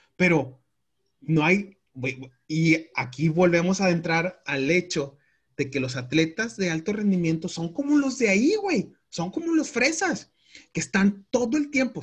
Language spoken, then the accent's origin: Spanish; Mexico; como mexicanos